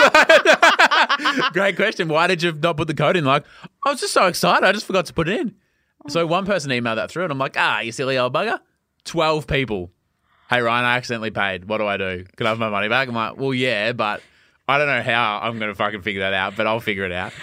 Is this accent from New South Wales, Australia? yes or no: no; Melbourne, Victoria, Australia; I grew up in Lark, suburban Melbourne.